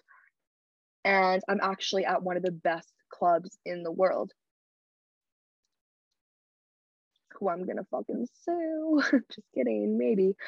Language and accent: English; Canada; I'm a Canadian girl.